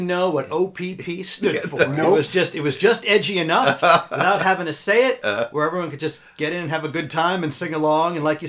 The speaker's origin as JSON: {"language": "English", "town": "Livingston", "region": "New Jersey", "country": "United States", "tie": "born or raised there", "said": "I grew up in Livingston."}